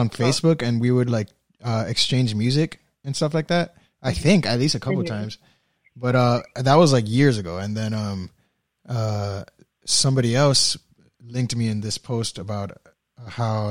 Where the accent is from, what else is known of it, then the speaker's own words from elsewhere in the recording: Miami, Florida, United States; we're both from Miami